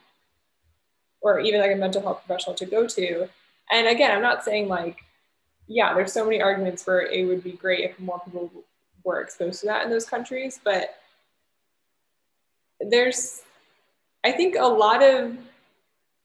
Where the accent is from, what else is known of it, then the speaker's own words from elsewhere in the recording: United States; being American